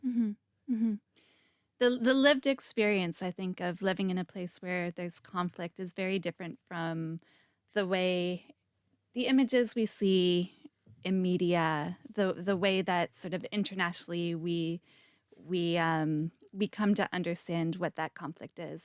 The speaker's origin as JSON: {"language": "English", "country": "Canada", "said": "I'm Canadian too"}